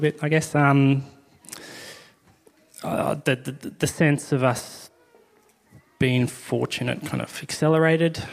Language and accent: English; Blackburn, Victoria, Australia; now in Northcote, Australia; I grew up out in Blackburn. Pretty normal suburban upbringing.